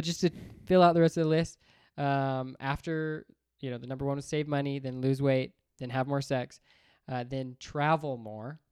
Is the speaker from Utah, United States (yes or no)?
yes; Layton, Utah, United States; also born or lived in Bountiful, Utah / Seattle; then we moved back to Utah in Layton. Um, and then that's, you know, went to school, elementary, junior high, high school